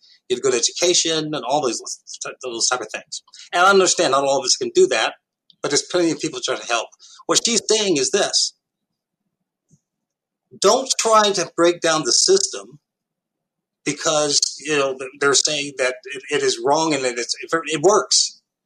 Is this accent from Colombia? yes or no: no; New York City, New York, United States; moved away; I came from Harlem, New York in the late 1960s